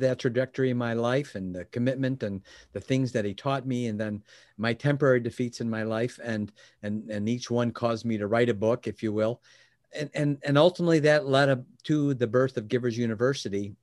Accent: Chicago, Illinois, United States; was born and raised in Chicagoland area

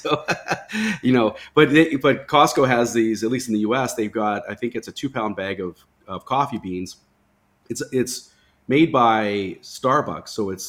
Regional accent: Canada; I grew up in Canada, so I had a lot of clients there.

